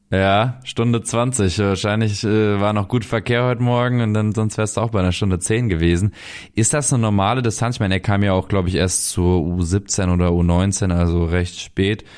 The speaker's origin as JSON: {"language": "German", "town": "Saulheim", "region": "Rhineland-Palatinate", "country": "Germany", "tie": "born or raised there", "said": "ich komme aus Saulheim, 7000, 8000 Einwohnerdorf in Rheinhessen, südlich von Mainz"}